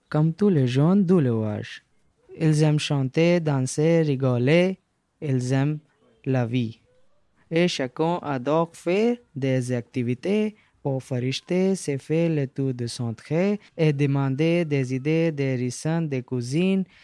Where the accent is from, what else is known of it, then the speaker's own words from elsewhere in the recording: Afghanistan; French is a second language; now in Ivry-sur-Seine, France; J'ai 17 ans. Je suis né afghan. J'ai parlé anglais, punjabi, français, comme ci, comme ça.